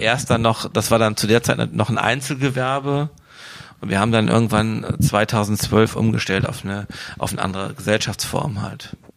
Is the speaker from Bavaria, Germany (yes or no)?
no; Wuppertal, North Rhine-Westphalia, Germany; Ich komme aus Wuppertal